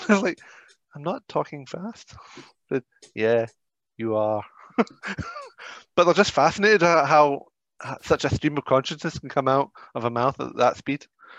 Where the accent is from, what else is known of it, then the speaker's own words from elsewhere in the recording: United Kingdom; I'm British